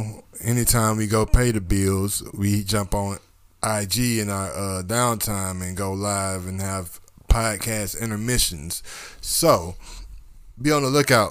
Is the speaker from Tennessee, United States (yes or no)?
no; Georgia, United States; I'm from Georgia